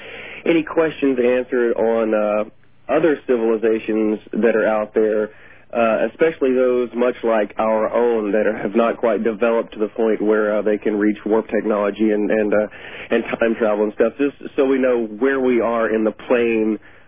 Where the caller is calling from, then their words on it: Germany; I'm calling from Germany, stationed over here with the United States military.